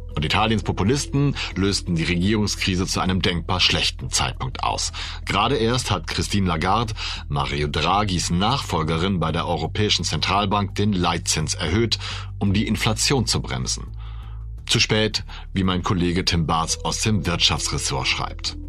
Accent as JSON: {"language": "German", "country": "Germany", "said": "Ich bin ja Deutscher"}